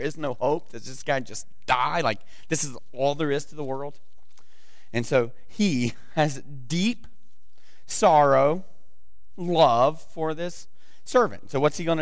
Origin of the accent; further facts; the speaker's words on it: the South, United States; moved away; I'm from the South, and so we don't do good with pronunciation